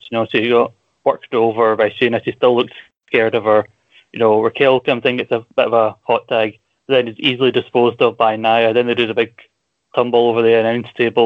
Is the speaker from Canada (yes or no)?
no; Scotland, United Kingdom; accent: Scottish